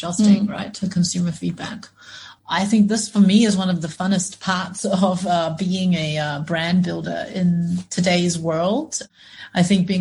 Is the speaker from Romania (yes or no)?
no; New Zealand; moved away as an adult; now in China; I'm from New Zealand originally, and I have been in China now for 7 years.